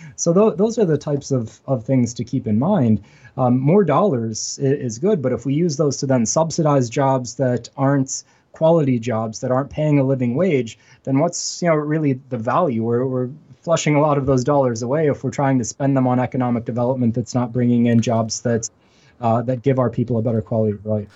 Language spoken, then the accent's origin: English; Western Pennsylvania, United States; moved away as an adult; now in Buffalo, United States; I'm actually from Western Pennsylvania, which is very much like Western New York